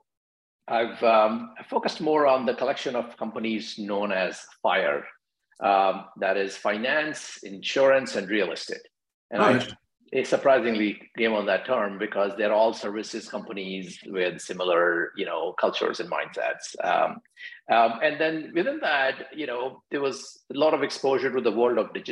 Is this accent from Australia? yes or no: no; New Delhi, Delhi, India; moved away as an adult; also born or lived in Virginia, United States / Seattle, United States / San Francisco Bay Area, United States; now in Washington, D.C., United States; I grew up in India, New Delhi, and I migrated to the US in early 2000s to go to grad school at Virginia Tech.